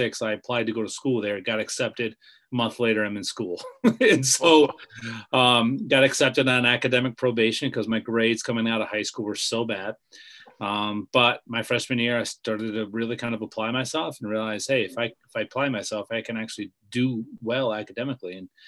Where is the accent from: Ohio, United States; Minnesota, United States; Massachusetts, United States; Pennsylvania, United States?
Pennsylvania, United States; Bumpville; moved away as an adult; also born or lived in Orlando, Florida / Grand Rapids, Michigan; I grew up in Bumpville, Pennsylvania on a farm